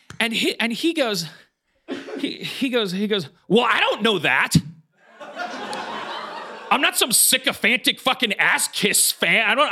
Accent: Wisconsin, United States; moved away; We're from Wisconsin

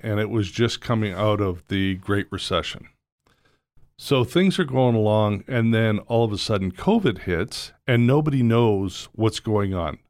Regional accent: Toronto, Ontario, Canada; moved away as an adult; also born or lived in Georgia / Vancouver; now in United States; I grew up in Toronto

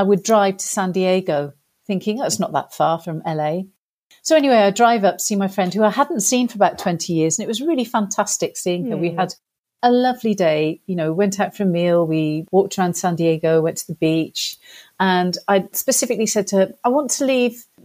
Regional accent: England, United Kingdom; accent: English; my accent was English

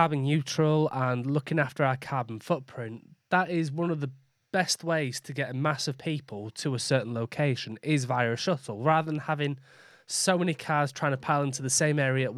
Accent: Yorkshire and the Humber, United Kingdom; I'm a Yorkshire lad

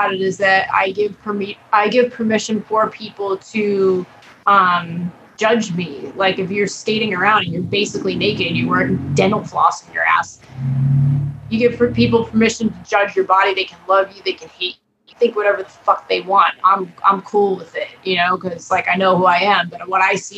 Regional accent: Long Island, New York, United States; I grew up in New York, on Long Island

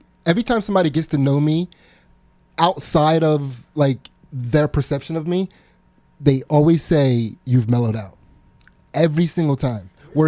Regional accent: United States; we're American

